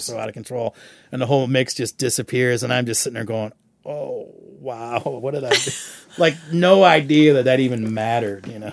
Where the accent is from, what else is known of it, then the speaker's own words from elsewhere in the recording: Michigan, United States; growing up in Michigan.